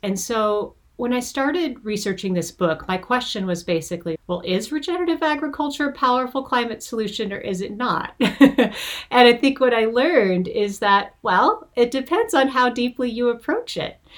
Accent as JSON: {"language": "English", "region": "Montana", "country": "United States", "tie": "born or raised there", "moved": "yes", "lives_now": "California, United States", "said": "I was born and raised in Montana."}